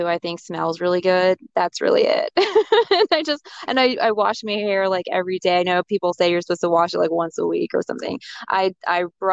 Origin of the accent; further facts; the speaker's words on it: Sugar Land, Texas, United States; also born or lived in Houston; I grew up in Sugar Land, which is outside of Houston, but I'm a Houston person, Houston girl